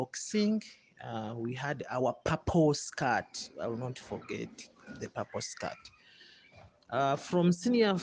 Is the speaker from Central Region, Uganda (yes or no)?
yes; Masaka, Bukomansimbi, Central Region, Uganda; I come from Masaka, Bukoma, Simbi